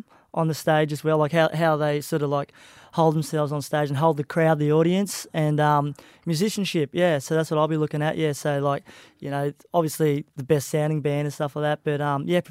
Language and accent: English; Bundaberg, Queensland, Australia; moved away; also born or lived in Gold Coast; my hometown where I grew up and started playing music, you know, and I left years ago to pursue my music career